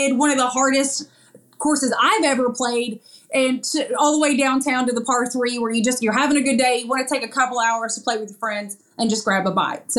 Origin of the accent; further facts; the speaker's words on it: Lenoir City, Tennessee, United States; I grew up in Lenoir City